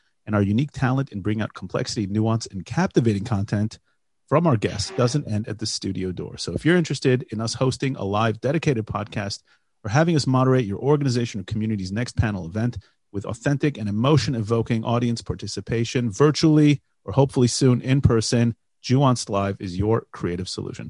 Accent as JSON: {"language": "English", "country": "United States", "tie": "born or raised there", "moved": "yes", "lives_now": "Israel"}